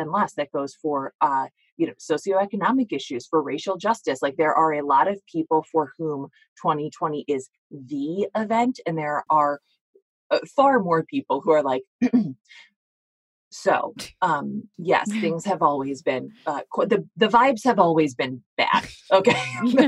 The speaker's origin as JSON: {"language": "English", "country": "United States", "said": "as American women"}